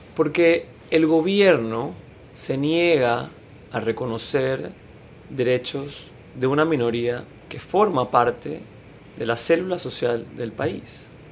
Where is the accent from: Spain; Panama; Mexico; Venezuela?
Panama; quiénes somos los, las panameñas y los panameños